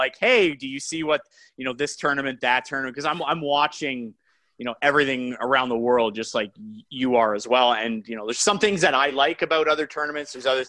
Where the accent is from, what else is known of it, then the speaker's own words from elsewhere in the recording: Brampton, Ontario, Canada; Offended. I'm from Brampton.